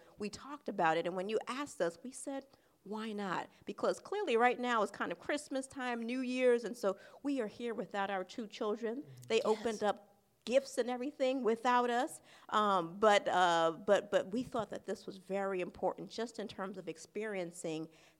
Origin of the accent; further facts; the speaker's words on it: New York City, New York, United States; also born or lived in Ghana; I was actually born in Harlem, New York, so I was born in the United States, came to Ghana for about 2 years, but my entire life has pretty much been spent in New York City.